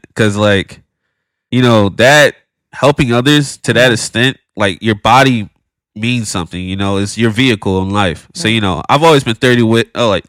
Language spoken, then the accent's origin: English; Philadelphia, Pennsylvania, United States; I'm from Philadelphia